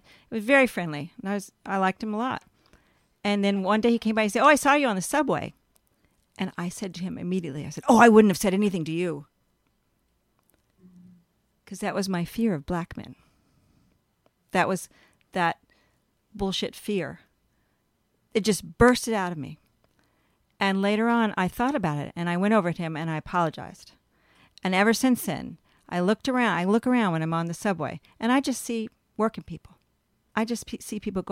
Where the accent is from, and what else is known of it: California, United States; born or raised there; also born or lived in Texas / Manhattan, New York